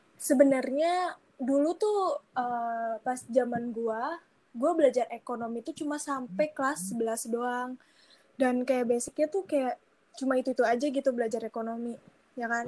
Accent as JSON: {"language": "Indonesian", "region": "Jakarta", "country": "Indonesia", "also_born_or_lived": "Lembang"}